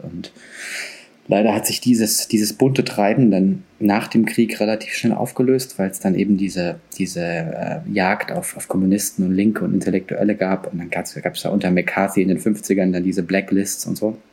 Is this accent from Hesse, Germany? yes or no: yes; Frankfurt, Hesse, Germany; Ich bin Frankfurter, ich kann auch babbeln.